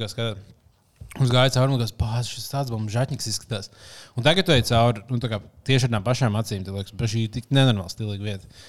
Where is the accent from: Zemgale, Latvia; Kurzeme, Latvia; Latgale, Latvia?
Kurzeme, Latvia; Kuldīga; moved away; kad mēs ar liepiņu tur uzaugām